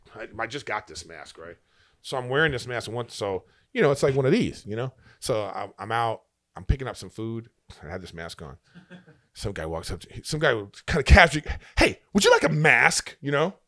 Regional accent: Los Angeles, California, United States; I'm from, just from L

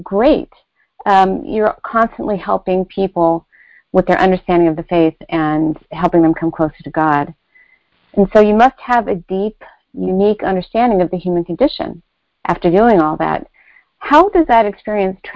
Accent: California, United States; moved away; I was out in my home state of California

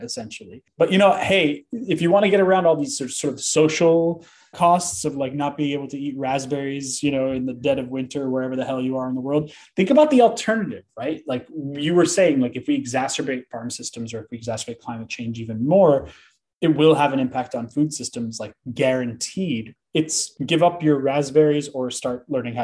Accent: United States; I am an American

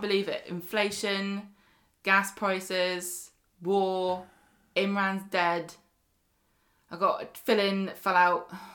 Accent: Scotland, United Kingdom; accent: Scottish; it's my accent

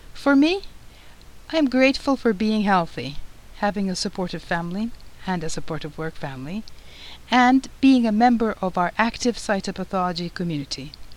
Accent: Turkey; moved away as an adult; also born or lived in Istanbul; I'm originally from Turkey and I went to medical school, Marmara University School of Medicine, in Istanbul

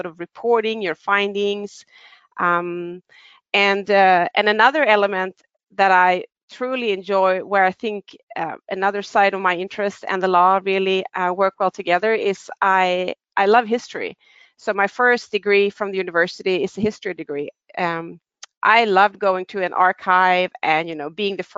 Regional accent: Sweden; also born or lived in Stockholm; I'm Swedish. I reside in Stockholm. I have been living in Sweden for most of my life

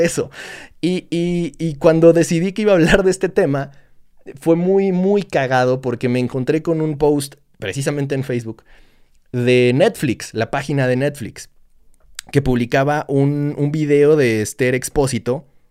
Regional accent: Mexico; somos como somos los mexicanos

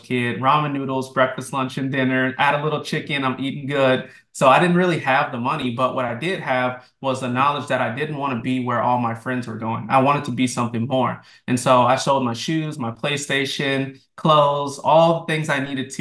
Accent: New Orleans, Louisiana, United States; now in Florida, United States; I'm actually from New Orleans originally

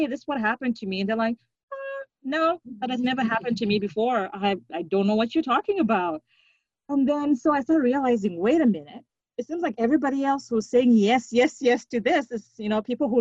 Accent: Zimbabwe; moved away as an adult; now in Winnipeg, Canada; I grew up in Zimbabwe with people that look like me

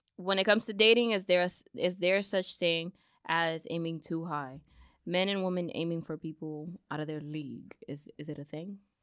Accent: New York City, New York, United States; my parents are Dominican. I'm from the Bronx

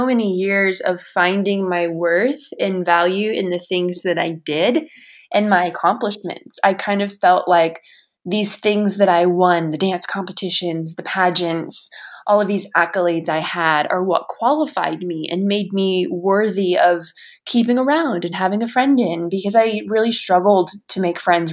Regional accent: United States; moved away; from Washington

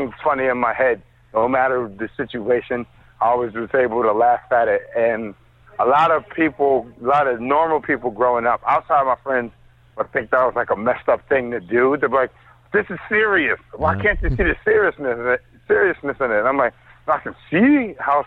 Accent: Philadelphia, Pennsylvania, United States; now in Brooklyn, United States; I'm originally from Philly

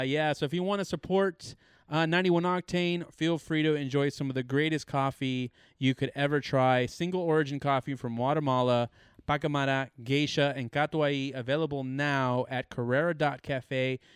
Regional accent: California, United States; we're obviously from California

